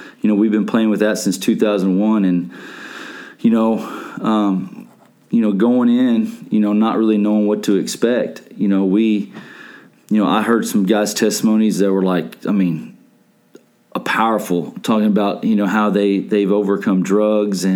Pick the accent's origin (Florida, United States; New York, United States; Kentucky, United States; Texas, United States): Texas, United States; Allen; now in Coppell, United States; I grew up in Allen. I guess we moved there when I was like in first grade